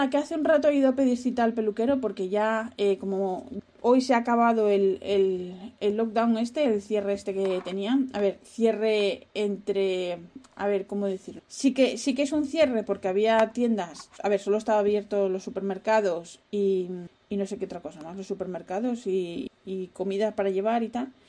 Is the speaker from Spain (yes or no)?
yes; Spain; moved away as an adult; now in Netherlands; Yo me quejo de los holandeses, pero bueno, yo cuando vine de España ya estaba sin trabajo, o sea que a pochinar.